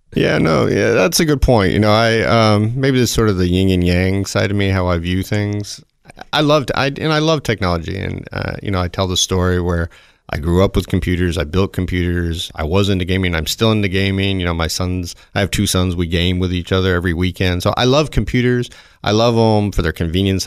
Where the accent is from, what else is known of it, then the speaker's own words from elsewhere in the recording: the South, United States; moved away; I grew up in the South with, you know, just around cars